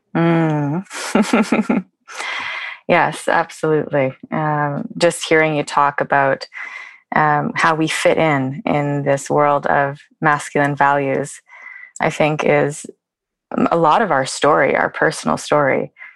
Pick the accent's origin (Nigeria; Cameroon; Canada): Canada; Vancouver, British Columbia; moved away as an adult; now in Oslo, Norway; I'm originally from Vancouver, Canada, and my family is here